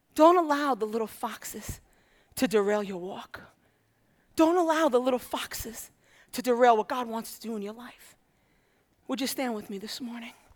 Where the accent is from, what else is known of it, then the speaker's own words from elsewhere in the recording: New York City, New York, United States; moved away; I'm from Brooklyn